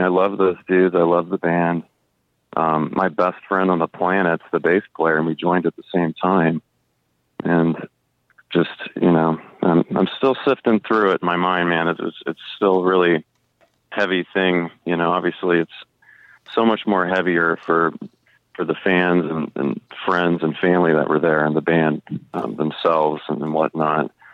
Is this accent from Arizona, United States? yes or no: yes; Tucson, Arizona, United States; I grew up in Tucson, Arizona